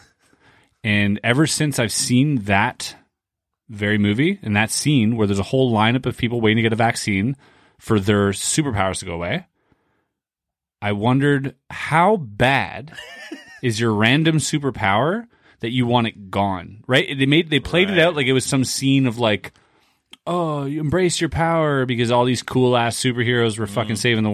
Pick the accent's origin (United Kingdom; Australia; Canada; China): Canada; I'm Canadian.